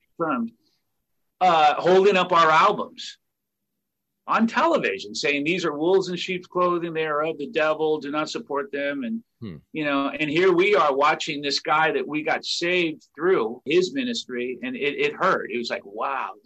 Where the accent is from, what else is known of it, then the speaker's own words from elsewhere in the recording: Orange County, California, United States; We're four losers from Orange County, California